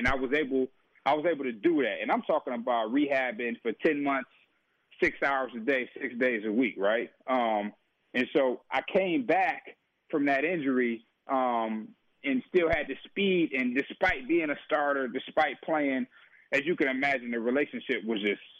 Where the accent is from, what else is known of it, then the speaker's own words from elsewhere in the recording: Detroit, Michigan, United States; And so, you know, growing up in Detroit, a tough environment, tough community